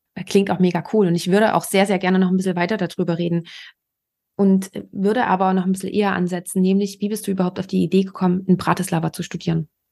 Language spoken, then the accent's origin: German; Germany; bei uns in Deutschland